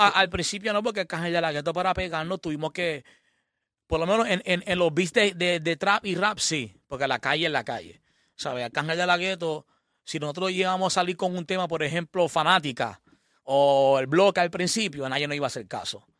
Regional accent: Puerto Rico

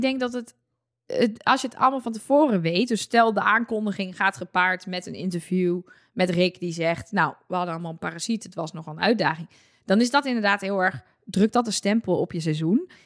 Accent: Netherlands; wij als Nederlanders

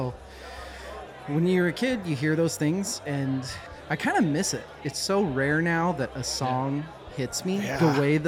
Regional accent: Boise, Idaho, United States; I grew up in Boise, Idaho.

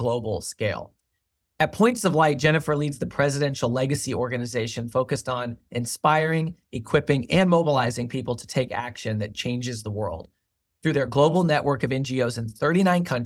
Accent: Kansas City, Missouri, United States; my hometown, Kansas City

